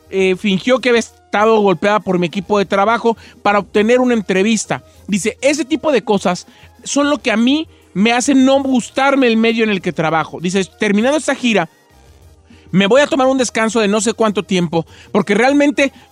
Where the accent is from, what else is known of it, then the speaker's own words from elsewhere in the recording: Michoacán, Mexico; yo soy michoacano, fíjese a mucha honra.